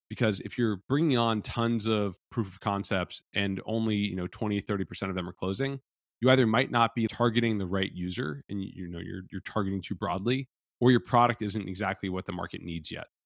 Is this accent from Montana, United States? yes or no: no; Cincinnati, Ohio, United States; also born or lived in Los Angeles, California; now in Austin, United States; I'm from Cincinnati, Ohio originally